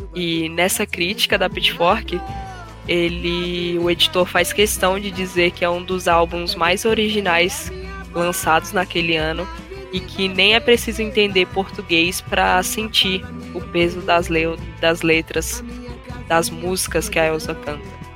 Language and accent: Portuguese; Brazil; nós como brasileiros